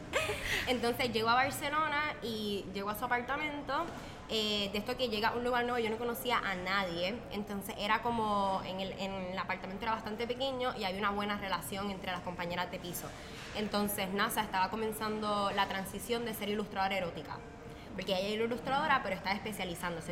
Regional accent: Puerto Rico; moved away as an adult; yo soy de Puerto Rico

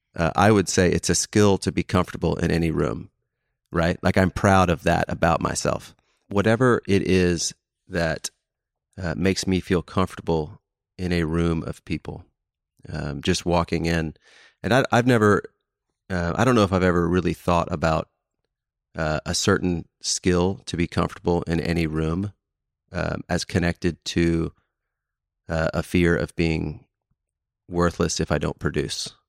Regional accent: Houston, Texas, United States; now in Dallas, United States; I grew up in Houston

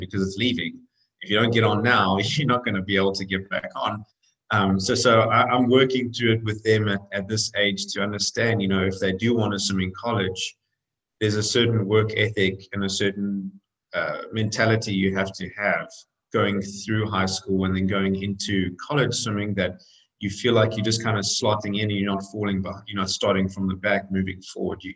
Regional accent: South Africa; moved away as an adult; now in United States; I'm actually South African originally. I came over to swim in college in the US and, you know, kind of got on the plane at 19

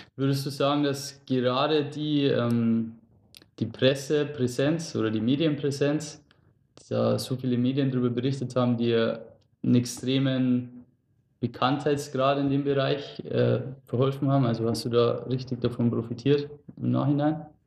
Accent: Lower Bavaria, Germany; wir wohnen ja ursprünglich gar nicht so weit auseinander. also wir sind beide aus dem Raum Niederbayern

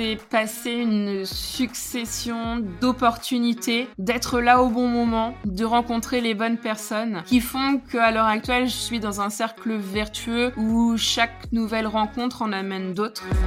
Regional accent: Normandy, France; je suis une Normande

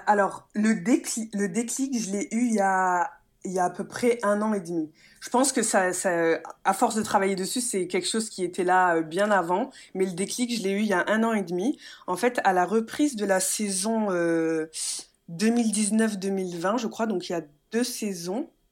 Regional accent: Metz, Grand Est, France; moved away as an adult; also born or lived in Nice; je viens de Metz, mes parents, toute ma famille est à Metz

